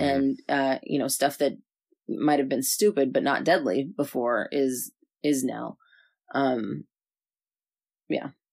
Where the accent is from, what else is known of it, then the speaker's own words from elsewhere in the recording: Southern California, United States; moved away; I'm from Southern California